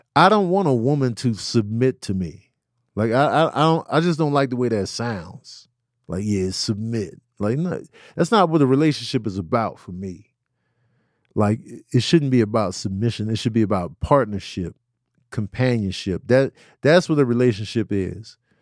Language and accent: English; Chicago, Illinois, United States; growing up in Chicago